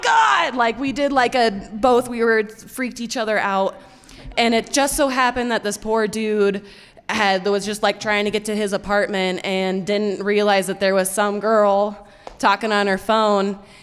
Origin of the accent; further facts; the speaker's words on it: Fort Collins, Colorado, United States; moved away; I grew up in Fort Collins, Colorado, which is about an hour outside of Denver